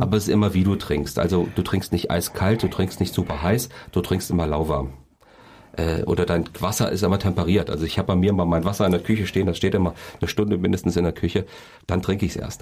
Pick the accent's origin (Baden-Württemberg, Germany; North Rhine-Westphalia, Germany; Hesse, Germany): Hesse, Germany; Kassel; Ich bin ja quasi hier in Kassel geboren